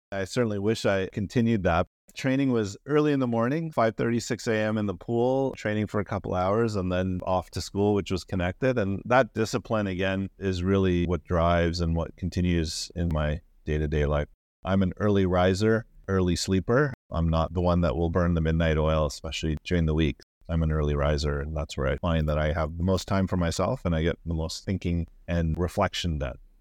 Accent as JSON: {"language": "English", "town": "Calgary", "region": "Alberta", "country": "Canada", "tie": "born or raised there", "also_born_or_lived": "New Westminster, British Columbia / Surrey, British Columbia", "said": "we moved from Vancouver to Calgary. My dad's job took him to Calgary, and so we made the move from Vancouver to Calgary in nineteen eighty-five. I believe grade five, grade six was in Calgary for me, and all the way up to undergrad was in Calgary for me."}